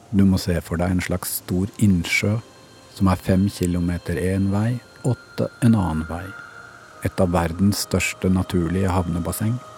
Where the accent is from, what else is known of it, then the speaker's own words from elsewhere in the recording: Sandefjord, Vestfold, Norway; min hjemby